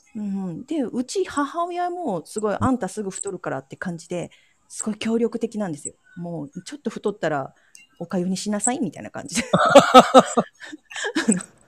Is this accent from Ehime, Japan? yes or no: yes; Ehime, Japan; born or raised there; now in Kochi, Japan